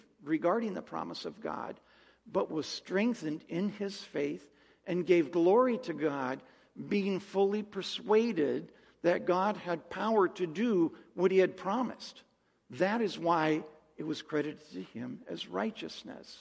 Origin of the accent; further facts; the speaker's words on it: Mojave Desert, California, United States; I'm from the Mojave Desert in California